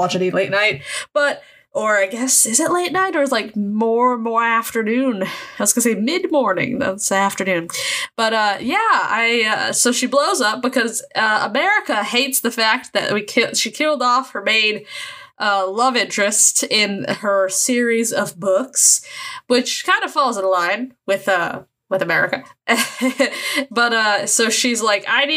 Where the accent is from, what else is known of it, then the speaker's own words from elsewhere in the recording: United States; I'm American